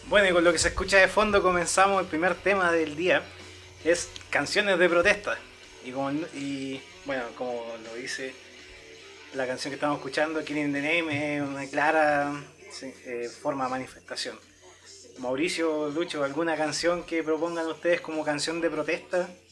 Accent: Chile

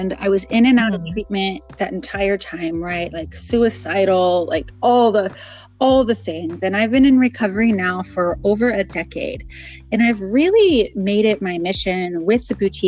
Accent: Portland, Oregon, United States; I am from Portland, Oregon

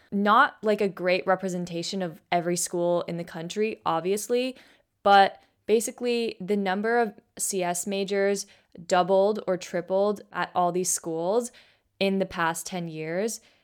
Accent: Bay Area, California, United States; I grew up in the Bay Area. Pretty much I've been here, like, my entire life

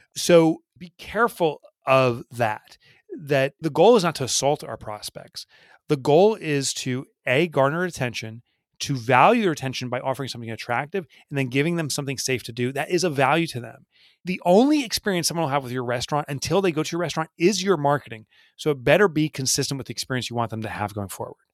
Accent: New Jersey, United States; I've in my own little town here, I'm from New Jersey

